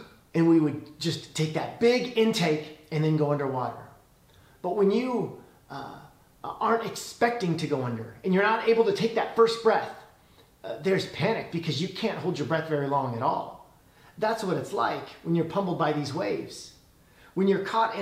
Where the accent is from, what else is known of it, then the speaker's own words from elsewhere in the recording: Illinois, United States; now in California, United States; When I was a kid, I grew up in Illinois